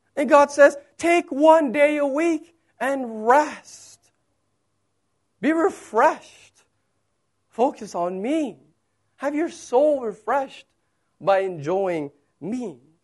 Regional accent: United States; moved away; I'm American

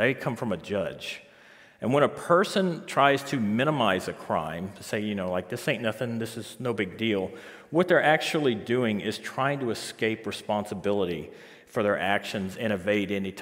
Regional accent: Biloxi, Mississippi, United States; moved away as an adult; now in St. John's, Canada; I'm originally from Biloxi, Mississippi

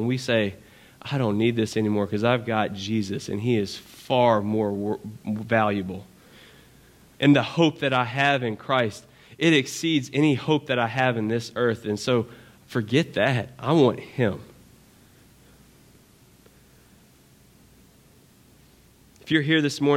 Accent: Baton Rouge, Louisiana, United States; I'm from Baton Rouge

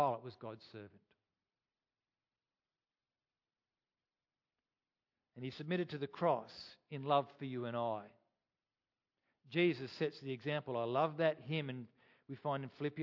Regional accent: Australia; I am an Australian

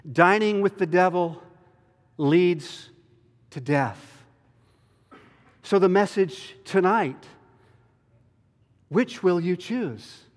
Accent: the South, United States; And you know, I'm from the South, and we try to be nice and cordial and get along with everybody, right?

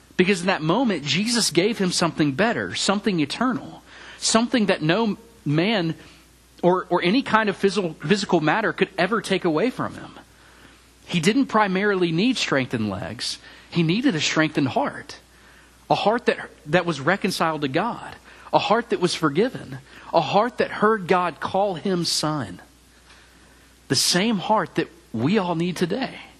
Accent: Memphis, Tennessee, United States; moved away as an adult; also born or lived in Mississippi State University, Mississippi / Auburn, Alabama / Charlotte, North Carolina; now in College Station, United States; I grew up in Memphis, Tennessee

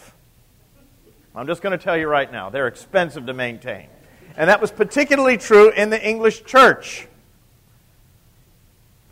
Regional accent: United States

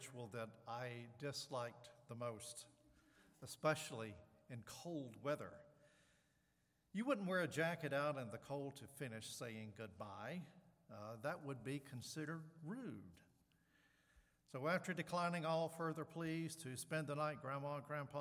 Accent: the South, United States; I grew up in the South

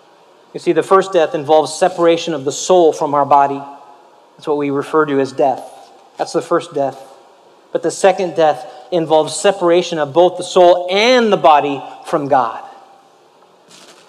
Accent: Los Angeles, California, United States; growing up in Los Angeles

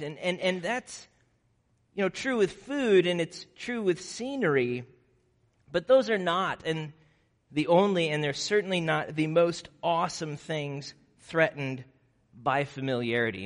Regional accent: Nebraska, United States; moved away; I grew up in Nebraska

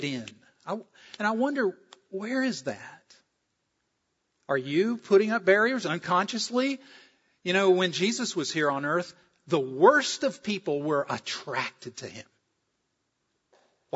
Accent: South Carolina, United States; moved away; I'm from South Carolina.

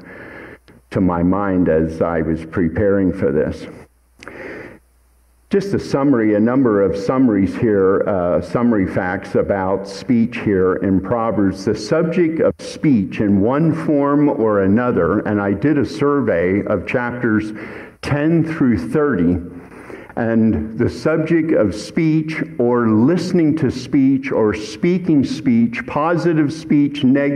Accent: Hatfield Township, Pennsylvania, United States; I grew up in Hatfield Township

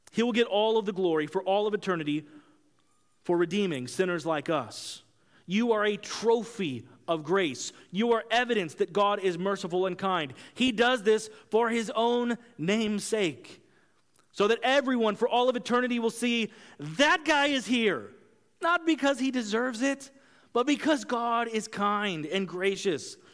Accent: Kansas, United States; moved away as an adult; also born or lived in Brazil; I grew up in Kansas

